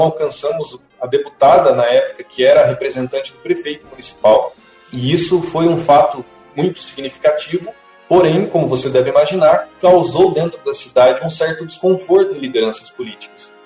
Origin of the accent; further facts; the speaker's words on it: Ivaiporã, Paraná, Brazil; also born or lived in Cândido de Abreu; como integrante da banda municipal de Vaiporã, que é a minha cidade natal